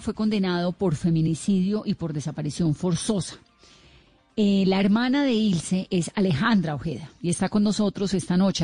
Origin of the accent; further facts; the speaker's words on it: Colombia; como colombiana